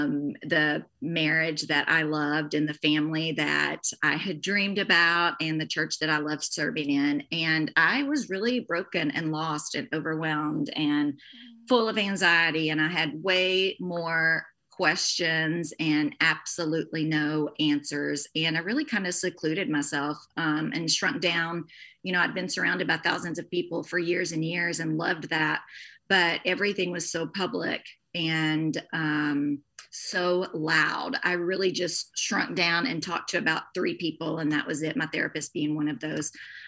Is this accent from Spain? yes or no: no; the South, United States; also born or lived in Morgantown, Kentucky; I grew up in the South and there's a church on every corner